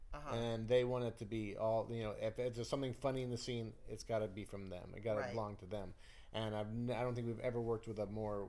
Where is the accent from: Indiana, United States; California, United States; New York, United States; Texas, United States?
Indiana, United States; South Bend; moved away; I'm from South Bend, Indiana, and I love South Bend, Indiana.